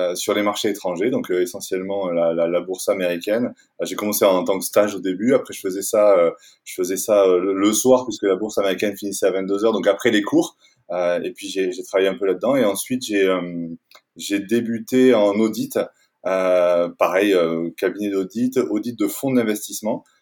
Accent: Toulouse, Occitania, France; moved away as an adult; also born or lived in Paris; now in Annecy, France; je suis toulousain. J'ai grandi, j'ai passé les 20 premières années de ma vie à Toulouse

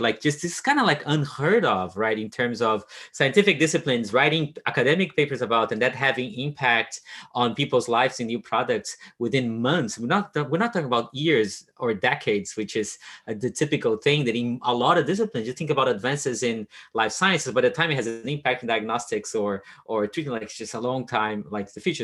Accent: Brazil; moved away as an adult; I grew up in Brazil

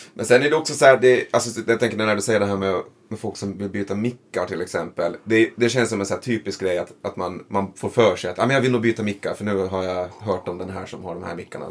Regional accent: Föglö, Åland, Åland Islands; also born or lived in Mariehamn; jag är, är från Fögle, heter det. Mm. Och det är ju liksom en av de här skärgårdskommunerna då

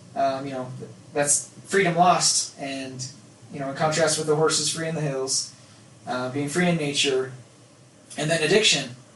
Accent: Nephi, Utah, United States; growing up in Nephi

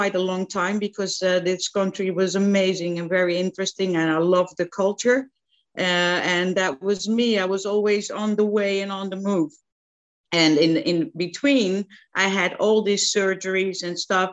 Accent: central Netherlands, Netherlands; moved away; I'm from the Netherlands, like you said, and I grew up in the middle of the country in a very small town

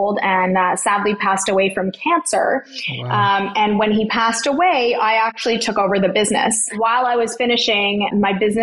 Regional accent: Toronto, Ontario, Canada; I grew up in Toronto, Ontario, Canada, and I am an only child and I'm a first generation Canadian

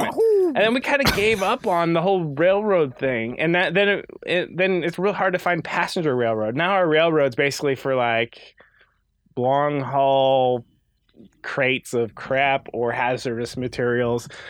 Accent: Midwest, United States; we're from the Midwest. Oh, Chicago has the L train, but where I'm from, good luck on any sort of mass transit

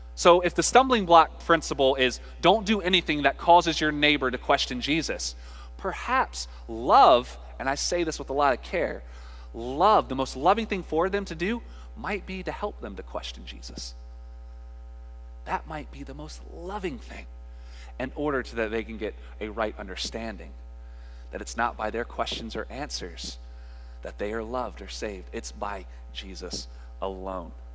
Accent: North Carolina, United States; we're from North Carolina, and we grew up in a Baptist household

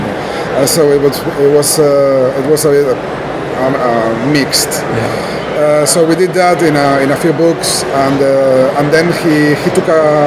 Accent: Asturias, Spain; English is a second language; in my hometown. I am from Asturias in the north and to the left of Spain.

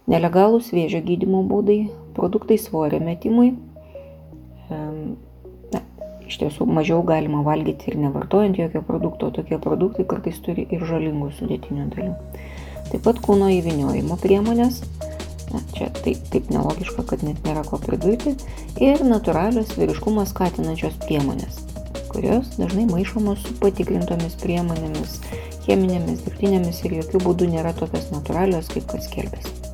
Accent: Lithuania

